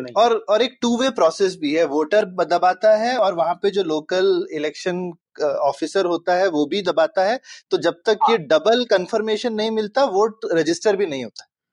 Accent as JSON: {"language": "Hindi", "region": "Uttar Pradesh", "country": "India", "tie": "born or raised there", "said": "मैं यूपी में बड़ा हुआ हूँ"}